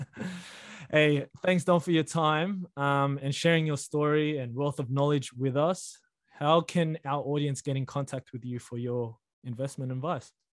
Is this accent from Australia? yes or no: yes; Australia; We were born here, me and you. So we're basically Australian with um, foreign parents.